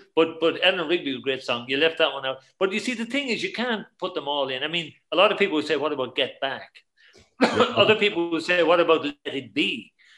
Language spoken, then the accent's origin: English; Ireland; we grew up in Ireland, and we heard everything on the radio from Britain, not from America.